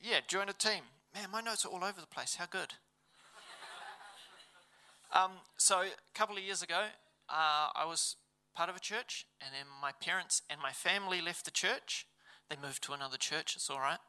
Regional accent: Levin, Manawatū-Whanganui, New Zealand; I grew up in Levin.

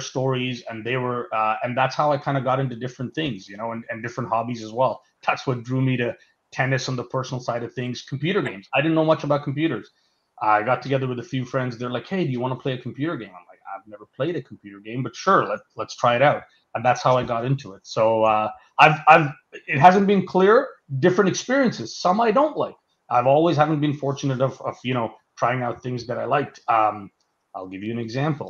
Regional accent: Mumbai, Maharashtra, India; moved away; I was born in Bombay, India. Or Mumbai now, as it's called

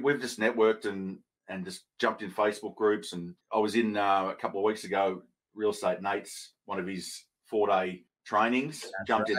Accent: Melbourne, Victoria, Australia; also born or lived in Phillip Island; I'm born and bred in Melbourne

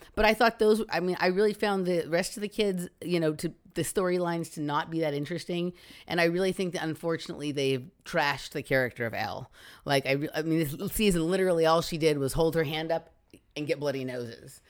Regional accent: Los Angeles, California, United States; I grew up in Chatsworth, which is right here in Los Angeles

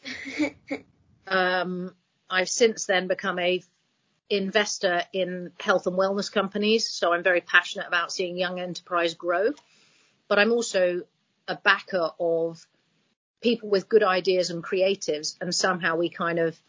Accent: Hong Kong; now in United Kingdom; I grew up in Hong Kong

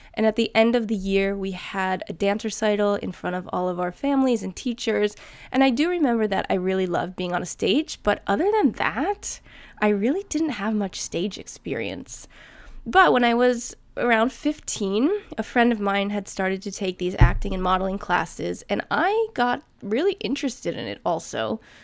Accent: New Jersey, United States; moved away as an adult; also born or lived in New York City; now in Sweden; I'm from New Jersey

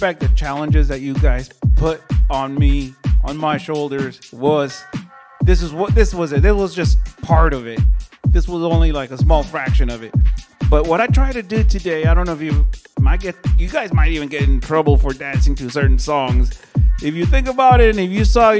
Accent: Bay Area, California, United States; moved away as an adult; now in Central Valley, United States; I'm originally from the Bay Area, and I moved to the Central Valley

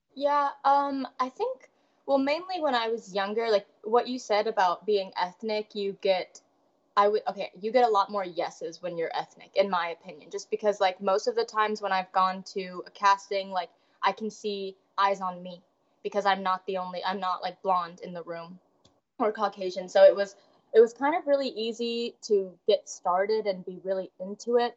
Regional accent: Des Moines, Iowa, United States; I grew up in Des Moines, Iowa, my whole life

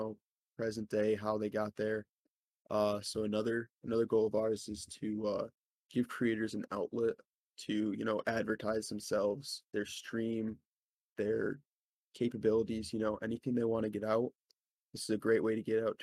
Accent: New York, United States; I'm from New York.

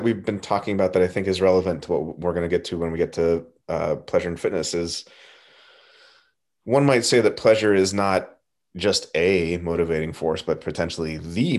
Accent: Southern California, United States; I grew up in Southern California

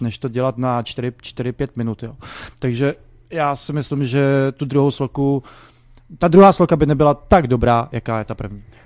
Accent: Prague, Czechia; jsem z Barandova, eh, vyrůstal jsem mezi mm, lidma

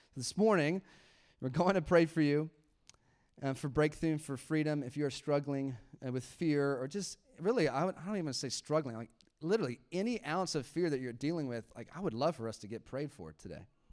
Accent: United States; I am an American.

